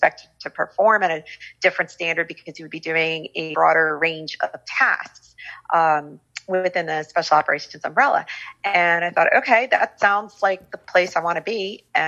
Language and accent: English; New York, United States; Well, I grew up in the New York City area.